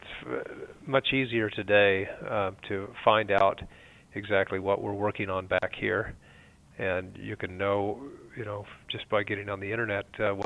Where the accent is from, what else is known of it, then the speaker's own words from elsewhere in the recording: Snowflake, Arizona, United States; also born or lived in Mesa, Arizona; I was raised up north in Snowflake, a rural area on a ranch